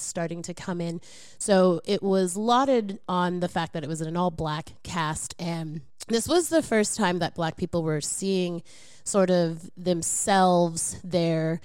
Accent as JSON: {"language": "English", "region": "Oklahoma", "country": "United States", "said": "I'm from Oklahoma"}